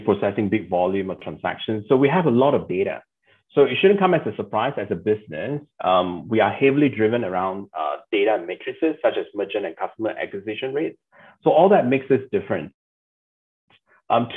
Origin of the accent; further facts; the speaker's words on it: Malaysia; as a Malaysian